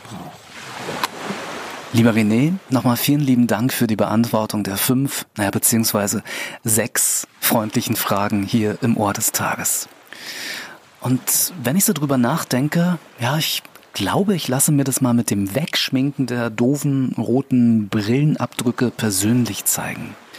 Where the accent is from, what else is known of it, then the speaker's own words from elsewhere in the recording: Berlin, Germany; moved away as an adult; now in Brandenburg, Germany; in meinem Geburtsbezirk, Wilmersdorf